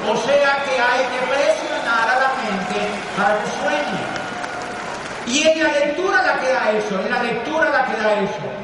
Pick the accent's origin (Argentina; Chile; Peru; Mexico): Peru; pero somos peruanos también.